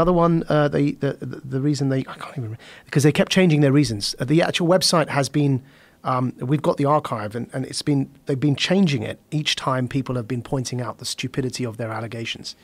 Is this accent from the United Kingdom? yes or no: yes; Essex, East of England, United Kingdom; I was born and raised in Essex in the United Kingdom